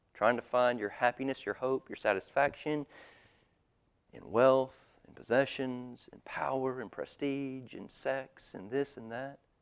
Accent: United States; we are American Christians

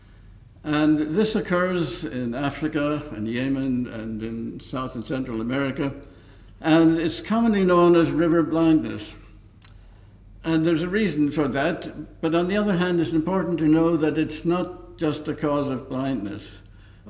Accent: County Donegal, Ulster, Ireland; moved away; also born or lived in Dublin; my hometown, ivermectin, in County Donegal, because it was while living there as a teenager

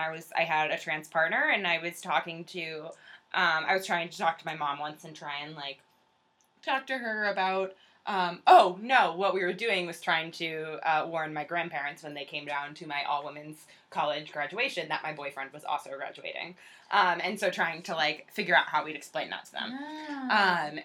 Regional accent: Western Massachusetts, United States; I'm from Western Mass.

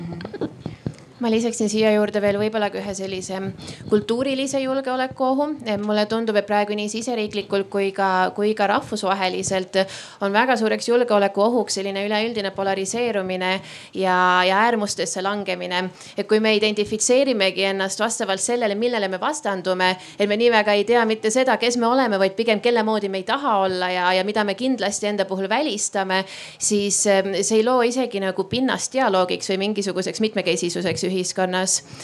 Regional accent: Estonia

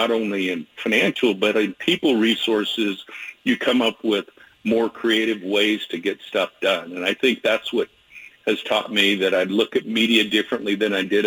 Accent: Spokane, Washington, United States; now in Portland, United States; Loved my time at Washington State growing up in Spokane, had great friends there

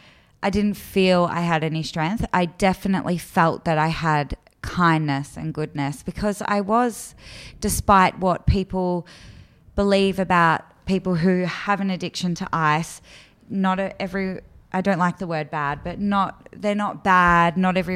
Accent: Melbourne, Victoria, Australia; I was born in Melbourne. I was born in the southeastern suburbs, and I grew up with my two sisters.

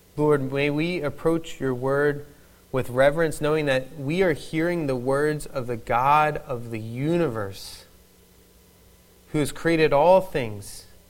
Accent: Philadelphia, Pennsylvania, United States; accent: Philadelphian; moved away; I am a native of Philadelphia

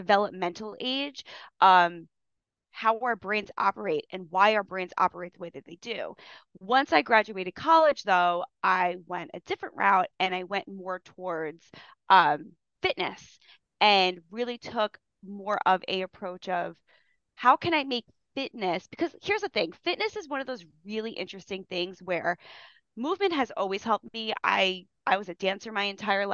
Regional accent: Long Island, New York, United States; I grew up in Long Island.

